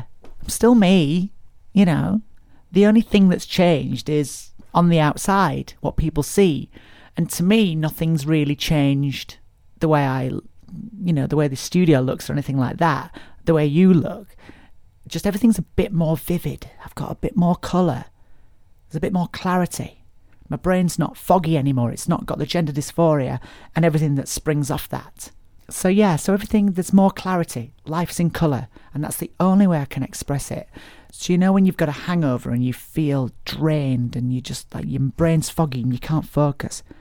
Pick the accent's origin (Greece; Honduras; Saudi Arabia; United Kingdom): United Kingdom; Barnsley, Yorkshire and the Humber; my hometown of Barnsley